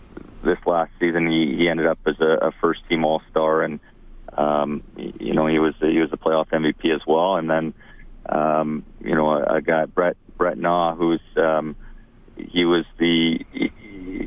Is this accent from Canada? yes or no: yes; Edmonton, Alberta, Canada; growing up in the Edmonton area here